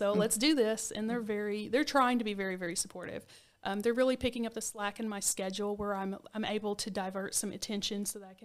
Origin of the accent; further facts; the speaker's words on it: Cookeville, Tennessee, United States; I grew up in Cookeville